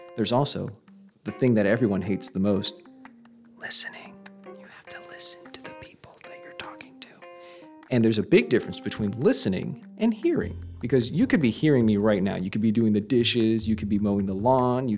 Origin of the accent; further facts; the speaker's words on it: Texas, United States; I'm from Texas